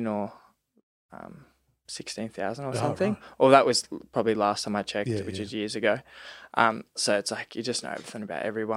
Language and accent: English; Seymour, Victoria, Australia; moved away as an adult; also born or lived in Sunshine Coast; now in Melbourne, Australia; I was living in Seymour. That's my hometown